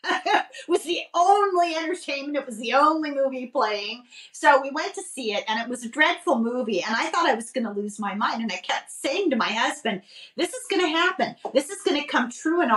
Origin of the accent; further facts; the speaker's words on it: Southern California, United States; I grew up in Southern California. And although I grew up along the coast in a moderate climate